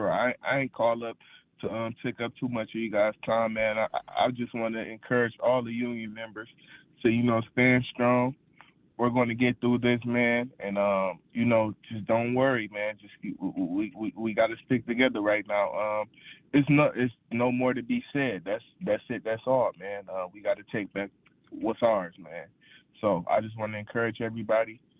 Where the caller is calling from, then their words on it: Wayne, Michigan, United States; I'm calling from Wayne, man.